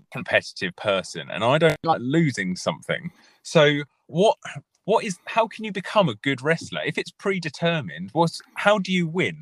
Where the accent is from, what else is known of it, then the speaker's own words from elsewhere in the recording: United Kingdom; I think we're very British